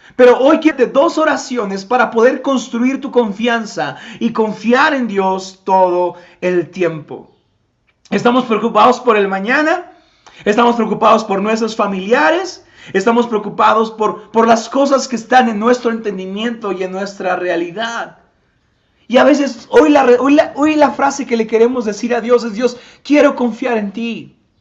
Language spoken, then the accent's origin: Spanish; Tepetitla, Puebla, Mexico; Yo soy de Tepetitla